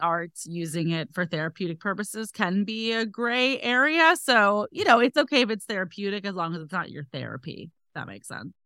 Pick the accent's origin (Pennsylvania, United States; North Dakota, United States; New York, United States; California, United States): California, United States; next to San Francisco, Northern; also born or lived in Los Angeles; I'm from Northern California, next to San Francisco